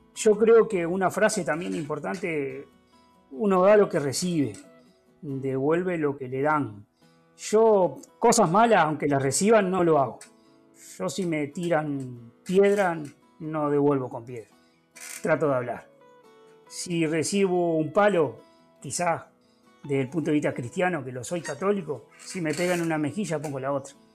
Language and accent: Spanish; Villa Cardal, Florida, Uruguay; soy oriundo de Villa Carval, capital de la producción lechera.